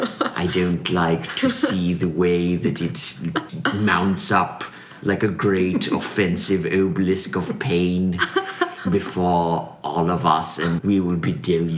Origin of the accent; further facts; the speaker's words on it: Washington, District of Columbia, United States; I'm from D.C. My natural way of talking is like a real weird city, white trash, kind of overlappy thing.